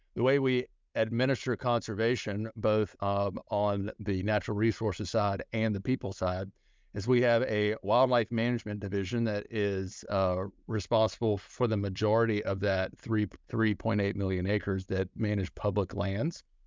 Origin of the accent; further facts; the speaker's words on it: Scott, Arkansas, United States; moved away; I grew up in Leno County in a little town called Scott